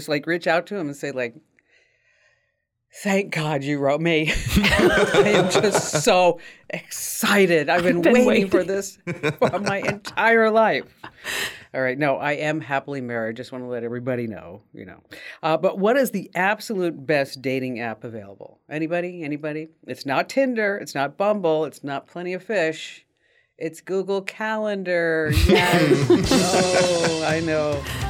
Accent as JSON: {"language": "English", "country": "Ukraine", "said": "And I said, oh, you know, I'm Ukrainian."}